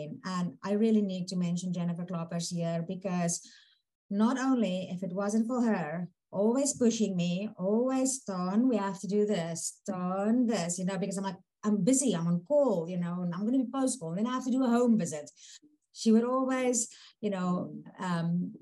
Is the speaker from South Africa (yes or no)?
yes; South Africa; moved away as an adult; also born or lived in Manitoba, Canada / Invermere, Canada; now in Prince Rupert, Canada; when I immigrated from South Africa, the first stop was Manitoba, 2.5 years, which was a little bit brutal for a South African to get used to.